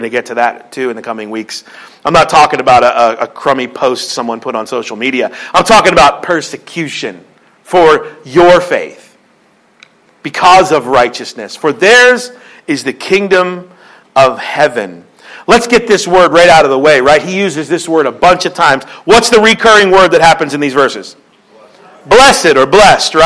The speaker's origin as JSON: {"language": "English", "town": "Philadelphia", "region": "Pennsylvania", "country": "United States", "moved": "yes", "said": "I'm from Philly"}